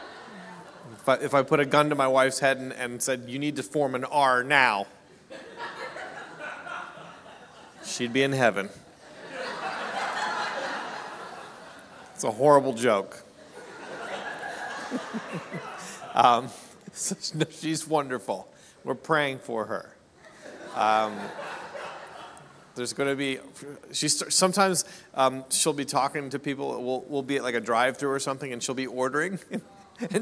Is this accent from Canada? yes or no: yes; Canada; I'm a Canadian